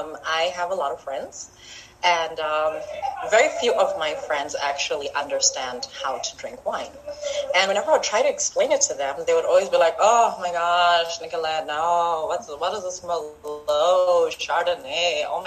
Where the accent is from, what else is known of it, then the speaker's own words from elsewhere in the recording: Zimbabwe; now in Botswana; Well, I'm from Zimbabwe, but I live in Botswana, so I am African.